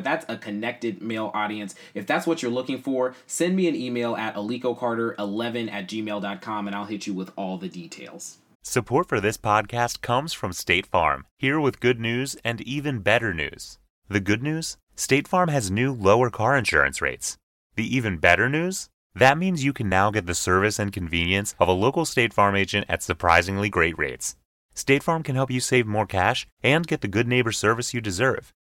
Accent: Oakland, California, United States; born and raised in Oakland, California.

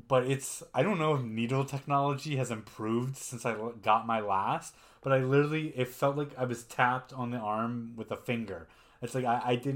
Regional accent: Canada; I'm Canadian, but I'm German.

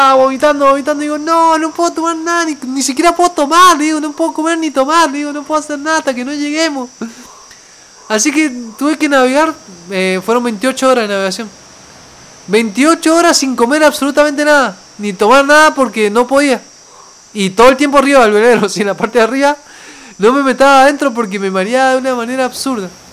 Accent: Mendoza, Argentina; moved away; para mí que vengo de Mendoza, de una ciudad que está a los pies de la cordillera

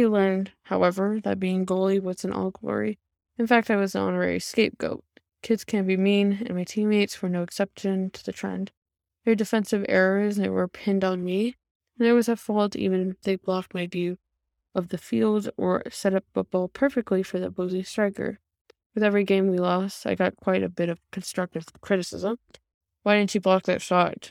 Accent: Stockton, California, United States; first language English; Stockton, California, my hometown

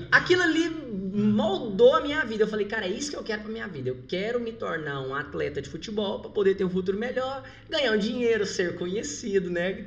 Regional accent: Goiás, Brazil; moved away; also born or lived in Rio de Janeiro; eu sou de Goiás

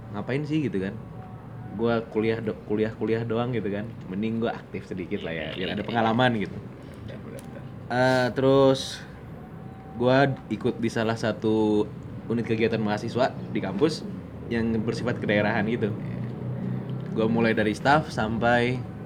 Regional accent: Banjarmasin, South Kalimantan, Indonesia; moved away as an adult; also born or lived in Bandung; gue dulu SMA di Kalimantan, Banjarmasin

